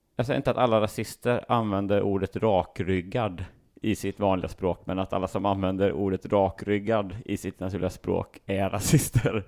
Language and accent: Swedish; Sweden; vi är från Sverige